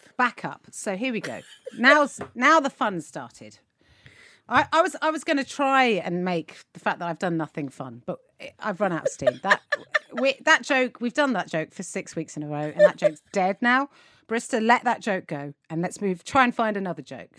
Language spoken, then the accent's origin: English; United Kingdom; we as British people